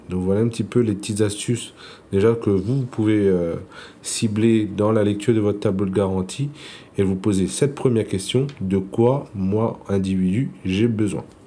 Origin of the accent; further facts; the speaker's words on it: Réunion; je suis originaire euh, de l'île de la Réunion